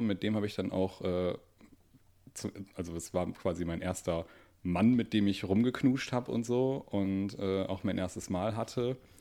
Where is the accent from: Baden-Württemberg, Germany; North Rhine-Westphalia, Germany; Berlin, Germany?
North Rhine-Westphalia, Germany; Duisburg; ich komme aus Duisburg